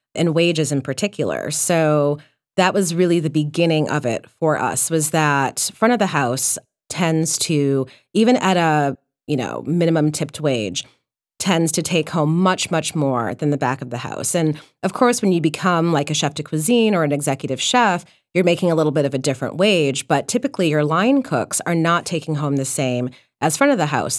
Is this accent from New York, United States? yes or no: no; Detroit, Michigan, United States; I was born and raised in Detroit